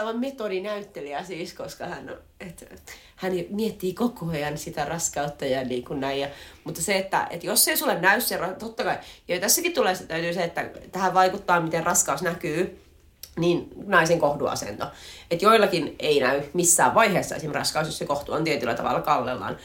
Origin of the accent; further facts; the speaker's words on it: inland Finland, Finland; me sisäsuomalaiset